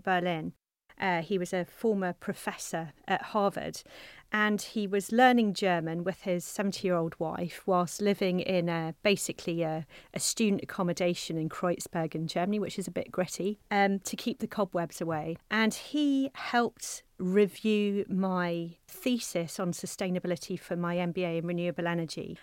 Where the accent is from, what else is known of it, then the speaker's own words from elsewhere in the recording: South Coast of England, United Kingdom; I'm from the South Coast. of England